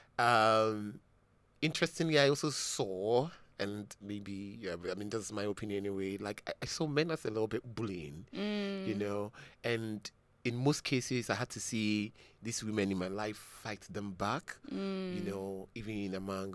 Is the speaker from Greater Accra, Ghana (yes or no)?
yes; Accra, Greater Accra, Ghana; I actually grew up around this area. I grew up in Medina.